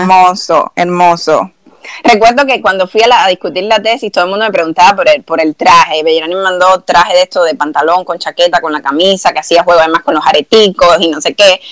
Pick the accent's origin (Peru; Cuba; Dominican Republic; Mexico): Cuba; now in United States; cuando uno sale de Cuba